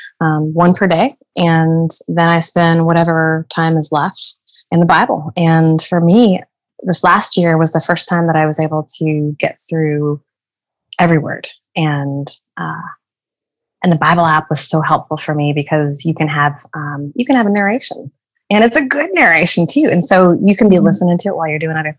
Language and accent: English; Southern California, United States; now in Oklahoma, United States; growing up in Southern California